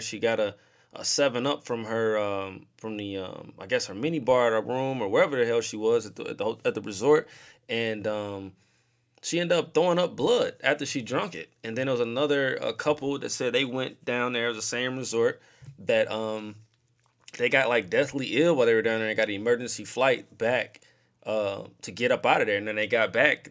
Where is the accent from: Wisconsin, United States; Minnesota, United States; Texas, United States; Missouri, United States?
Missouri, United States; St. Louis; I'm from St. Louis, I live in St. Louis